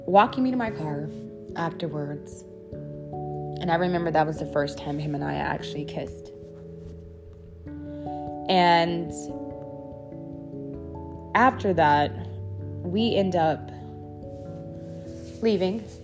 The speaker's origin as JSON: {"language": "English", "town": "Dallas", "region": "Texas", "country": "United States", "said": "I came from Dallas and I was out here and why I came out here"}